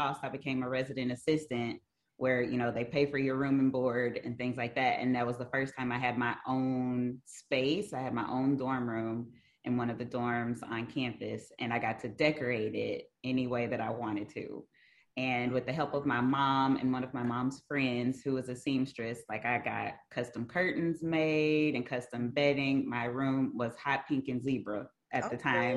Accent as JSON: {"language": "English", "town": "West Memphis", "region": "Arkansas", "country": "United States", "tie": "born or raised there", "also_born_or_lived": "Conway, Arkansas / Fort Smith, Arkansas", "said": "I am originally from right across the bridge, West Memphis, Arkansas. It's where I was born and raised."}